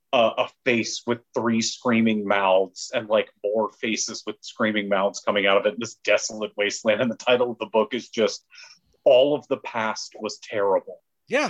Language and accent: English; Louisiana, United States; I'm from Louisiana